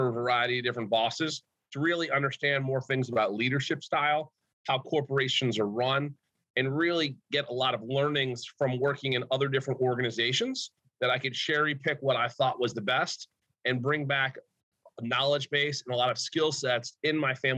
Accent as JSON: {"language": "English", "region": "Michigan", "country": "United States", "tie": "born or raised there", "also_born_or_lived": "New York", "said": "growing up in Michigan, I went to Cranbrook"}